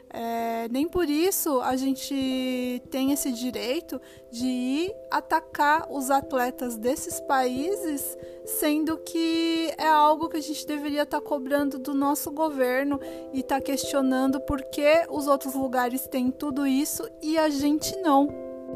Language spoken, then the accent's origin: Portuguese; Brazil; now in Japan; Como brasileiro